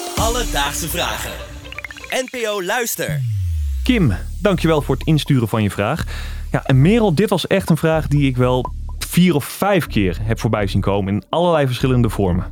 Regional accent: Netherlands; wij als Nederlanders

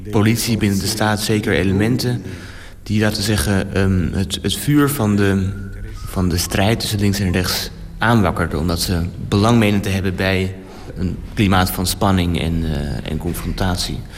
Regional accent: Rome, Lazio, Italy; Rome. Ehm, en vooral eh, voor mijzelf is het een symbool omdat hij, hij, hij, komt hij kwam uit dezelfde buurt waar ik ben opgegroeid.

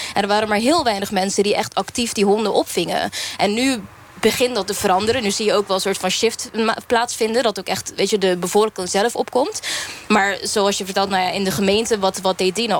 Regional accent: Curaçao; ik kom zelf uit Curaçao

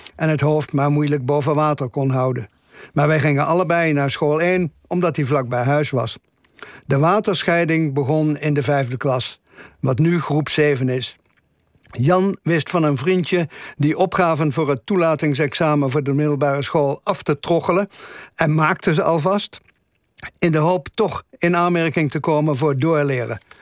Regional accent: Velp, Gelderland, Netherlands; Er waren in mijn geboortedorp Velp vier lagere scholen

